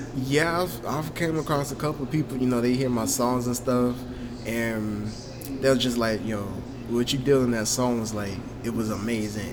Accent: Augusta, Georgia, United States; I grew up in Augusta. Been here my whole life.

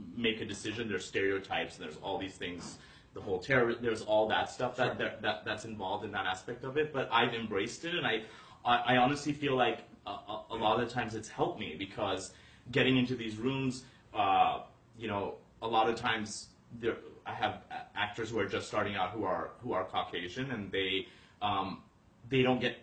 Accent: Calgary, Alberta, Canada; moved away as an adult; also born or lived in Toronto, Ontario; now in Los Angeles, United States; I was born in uh, Toronto, and then was there for a little bit, but then actually was raised. My childhood was in Calgary, Alberta.

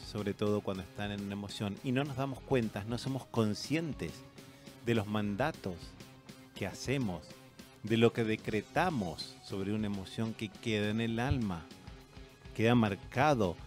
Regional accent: Argentina; now in Chile; yo me crié en colegios católicos, primario, que era la Argentina, el secundario, que es la media acá

